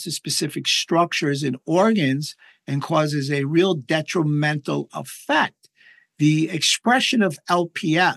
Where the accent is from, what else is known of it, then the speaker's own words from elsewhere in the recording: New York, United States; I'm from New York